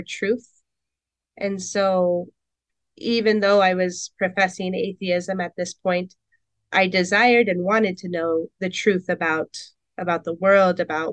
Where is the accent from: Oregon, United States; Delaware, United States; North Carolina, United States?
Oregon, United States; Portland; also born or lived in Camas, Washington; I grew up in Portland, Oregon, and North Portland, the St. John's district